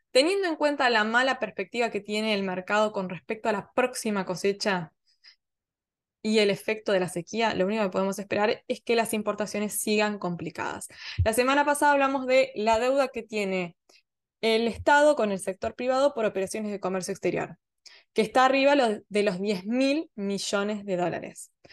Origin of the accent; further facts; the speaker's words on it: Argentina; somos nosotros, somos Argentina